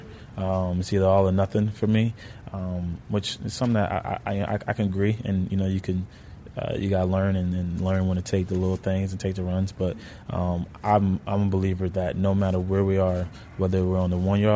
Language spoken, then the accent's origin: English; Pennsylvania, United States; also born or lived in Bronx, New York; when I was like 5-6 years old, my parents moved me and my siblings to Pennsylvania.